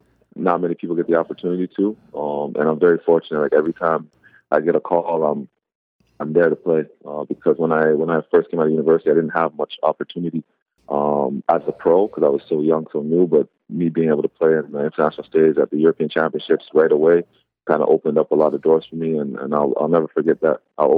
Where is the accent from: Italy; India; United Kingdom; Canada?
Canada; born there; My mom's actually from Jamaica. I have a lot of family in Jamaica, and I was born in Canada.